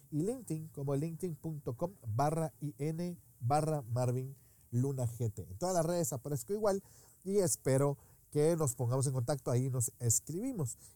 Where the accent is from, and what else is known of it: Guatemala